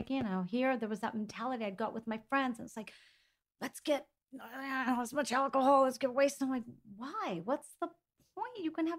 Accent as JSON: {"language": "English", "country": "Greece", "tie": "born or raised there", "said": "And now I circled back to eating the exact same way that I was eating growing up in Greece."}